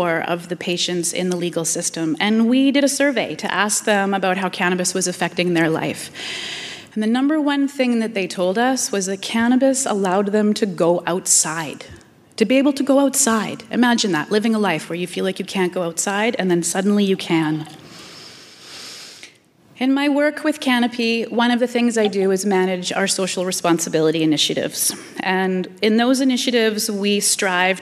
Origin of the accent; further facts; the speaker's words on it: Canada; as a Canadian, we stand up for the underdog